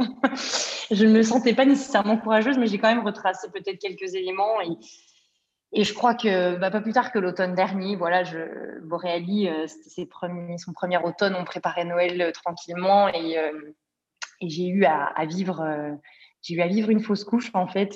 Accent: Bourgogne-Franche-Comté, France; moved away as an adult; now in Montreal, Canada; ma région, euh, la Franche-Comté, pour la nommer, puisqu'elle est peu connue, mais j'en suis fière

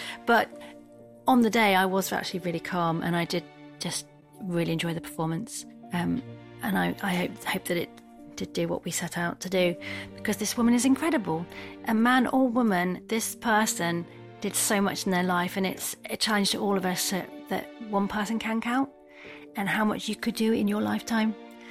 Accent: Stroud, South West England, United Kingdom; I'm from Stroud

